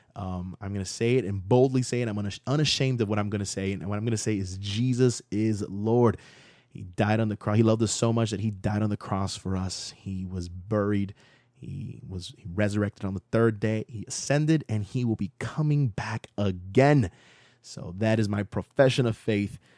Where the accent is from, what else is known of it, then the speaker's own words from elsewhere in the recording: Central Florida, United States; also born or lived in Miami, Florida; I left when I was, like, seven and moved to Central Florida when I was around that age